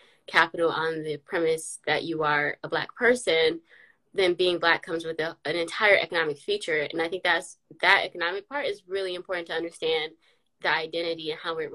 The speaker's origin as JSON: {"language": "English", "town": "Detroit", "region": "Michigan", "country": "United States", "tie": "born or raised there", "said": "my hometown or something, which is Detroit City"}